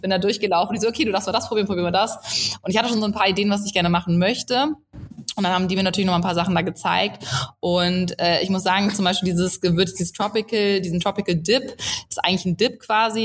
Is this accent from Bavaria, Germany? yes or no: no; south of Hamburg, Lower Saxony, Germany; moved away as an adult; also born or lived in Munich; ich komme ursprünglich aus Hamburg, aber ich komme aus dem Süden von Hamburg, ja. offiziell ist es Niedersachsen, also an der Grenze ja. aufgewachsen.